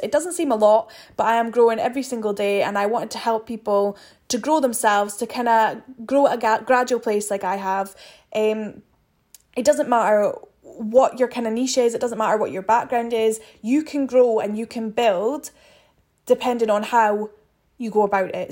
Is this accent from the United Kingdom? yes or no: yes; Aberdeen, Scotland, United Kingdom; I am from Aberdeen in Scotland.